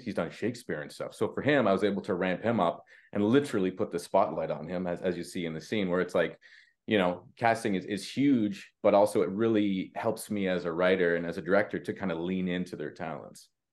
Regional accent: Canada; we're Canadian

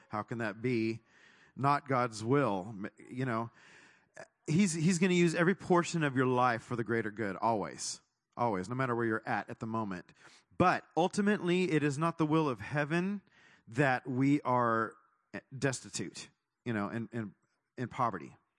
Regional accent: Texas, United States; moved away; also born or lived in California; I was born in Texas

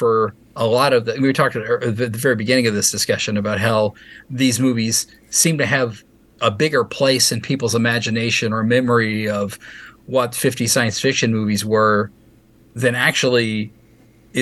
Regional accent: Louisville, Kentucky, United States; I grew up in Louisville, Kentucky

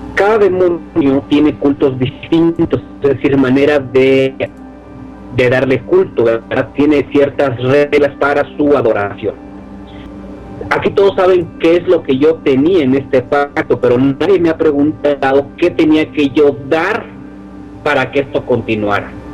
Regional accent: Mexico

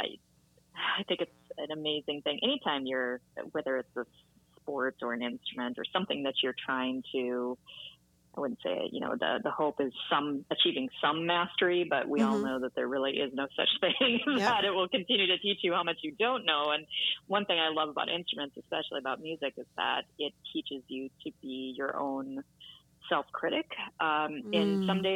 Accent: Minot, North Dakota, United States; now in Boston, United States; I grew up in Minot, North Dakota, actually, way up north, about an hour from the Canadian border

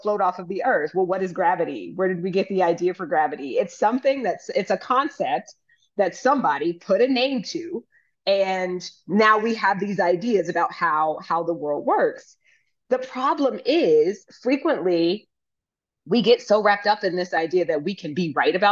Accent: United States; as an American who has lived abroad

